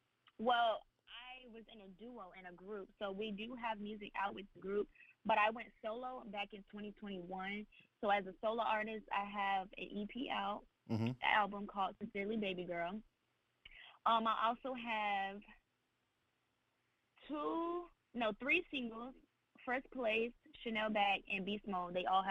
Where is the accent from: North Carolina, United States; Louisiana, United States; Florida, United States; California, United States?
Florida, United States; Tampa; Tampa, Florida.